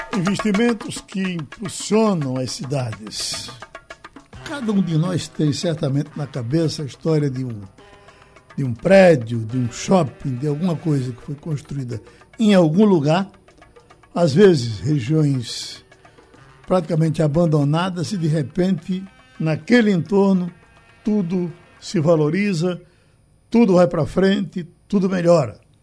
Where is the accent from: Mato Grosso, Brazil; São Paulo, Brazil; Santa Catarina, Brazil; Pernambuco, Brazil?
Pernambuco, Brazil; Pesqueira; now in Recife, Brazil; a minha terra pesqueira vivia decadente